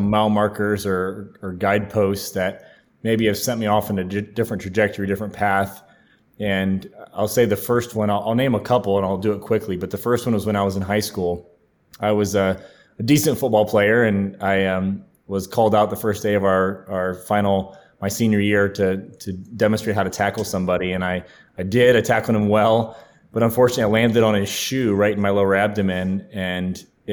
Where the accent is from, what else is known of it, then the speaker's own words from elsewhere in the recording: Ohio, United States; moved away as an adult; also born or lived in Clemson, South Carolina / Charleston, South Carolina; now in Nashville, United States; my home state of Ohio